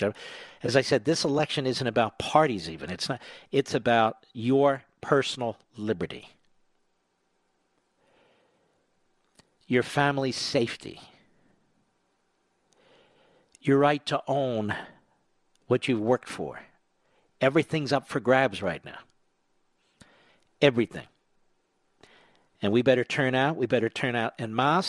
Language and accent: English; United States; I'm speaking as an American.